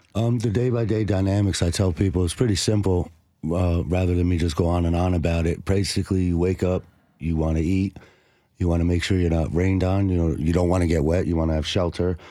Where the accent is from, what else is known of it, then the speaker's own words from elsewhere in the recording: New Jersey, United States; now in Nashville, United States; I'm from New Jersey